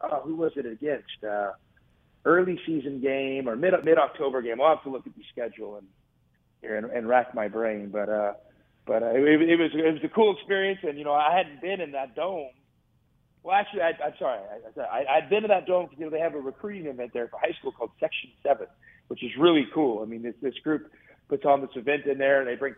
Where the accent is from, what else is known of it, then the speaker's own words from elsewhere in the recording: the Northwest, Pacific Northwest, United States; I grew up, you know, in the Northwest